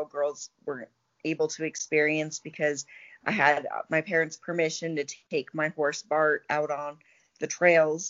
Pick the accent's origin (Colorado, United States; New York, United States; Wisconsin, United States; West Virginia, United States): Colorado, United States; Colorado Springs; I grew up in Colorado Springs, and I went to school at CU Boulder